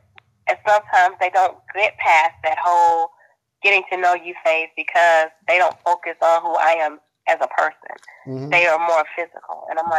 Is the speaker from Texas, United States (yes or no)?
yes; Texas, United States; I'm from Texas.